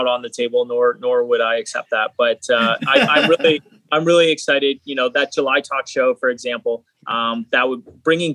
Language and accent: English; Hamilton, Ontario, Canada; I grew up in Hamilton as well